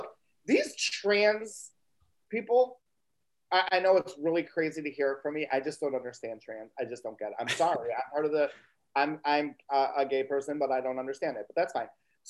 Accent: Illinois, United States; I come from Illinois

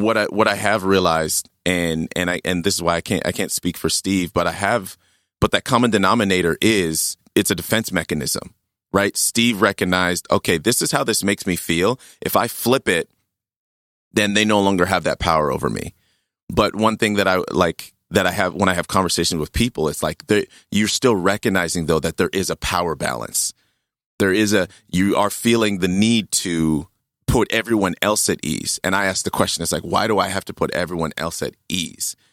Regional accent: Saskatchewan, Canada; Growing up in, in Saskatchewan

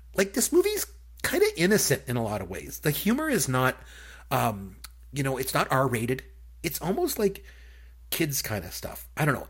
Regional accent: Canada; as a Canadian

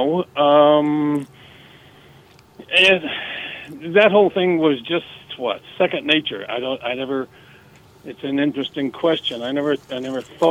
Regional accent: South Texas, United States; moved away; I'm from South Texas, spent time in Mexico

